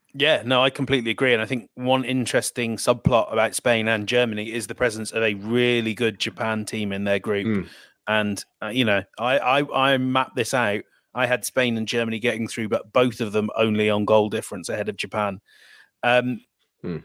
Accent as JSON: {"language": "English", "region": "England", "country": "United Kingdom"}